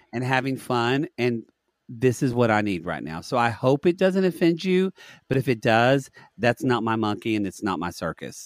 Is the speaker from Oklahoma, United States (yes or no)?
yes; Oklahoma, United States; Growing up in Oklahoma